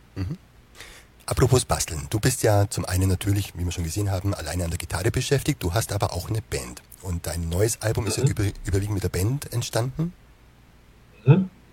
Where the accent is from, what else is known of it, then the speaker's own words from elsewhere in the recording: Wehr near Basel, Southern Black Forest, Baden-Württemberg, Germany; wenn man hier aus dem Südschwarzwald an der Schweizer Grenze kommt